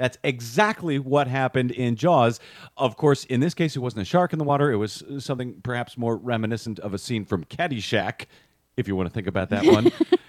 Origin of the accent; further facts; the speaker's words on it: Missouri, United States; I grew up in Missouri.